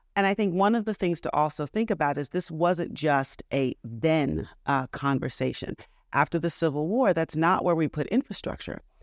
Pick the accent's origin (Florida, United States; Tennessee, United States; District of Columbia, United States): District of Columbia, United States; Washington; moved away as an adult; also born or lived in New Orleans, Louisiana / Michigan; now in Charleston, United States; I'm from the Washington, D C area. I grew up going back and forth to New Orleans, Louisiana